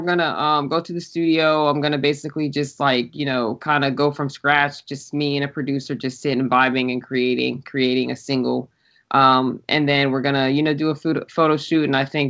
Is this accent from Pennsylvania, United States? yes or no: yes; outside Pittsburgh, Pennsylvania, United States; moved away as an adult; also born or lived in Pensacola, Florida; now in California, United States; So I was raised out there, and then I joined the military right after high school. So I immediately left.